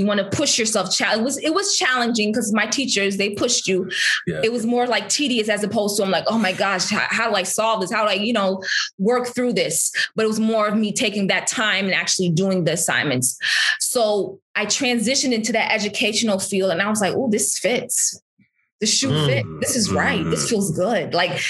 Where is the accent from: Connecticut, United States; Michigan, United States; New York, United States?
Michigan, United States; Berrien Springs; I'm going to Oakwood. I'm from Berrien Springs. I don't know if you've been to Berrien, but there's just cows